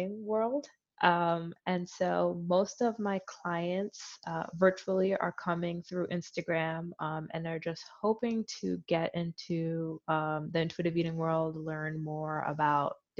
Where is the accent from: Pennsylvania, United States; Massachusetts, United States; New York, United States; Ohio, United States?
Pennsylvania, United States; Philadelphia; I grew up in Philly, so I grew up in a very diverse community.